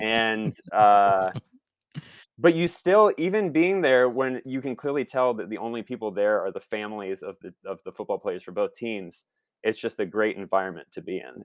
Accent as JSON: {"language": "English", "town": "Toledo", "region": "Ohio", "country": "United States", "tie": "born or raised there", "moved": "as an adult", "said": "I'm from Toledo, Ohio. Uh, born and raised and spent the first, uh, twenty, twenty-two years of my life in the state of Ohio and then moved west from there."}